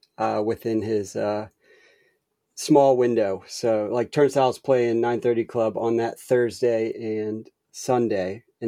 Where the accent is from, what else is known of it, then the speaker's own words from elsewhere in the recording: Columbia, Maryland, United States; also born or lived in Silver Spring, Maryland; No, I was born and raised in Maryland, but I lived, the area I grew up in was called Columbia, Maryland.